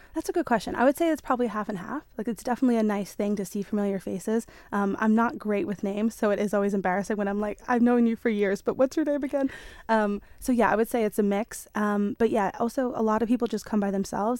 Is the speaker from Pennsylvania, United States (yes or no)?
no; New York, United States; moved away as an adult; now in Isle of Man; I am from New York originally, and I went to um, design and illustration, um, uni in New York